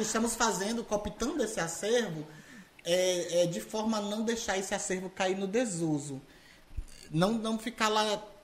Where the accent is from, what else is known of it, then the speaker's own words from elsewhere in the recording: Ceará, Brazil; um típico cearense nordestino